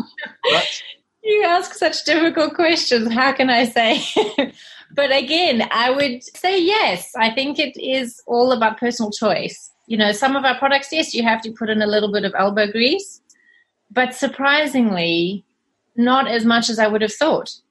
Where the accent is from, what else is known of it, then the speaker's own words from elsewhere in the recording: South Africa; moved away as an adult; also born or lived in Zimbabwe / Australia; now in United Kingdom; I was born in Zimbabwe and okay. I grew up in South Africa.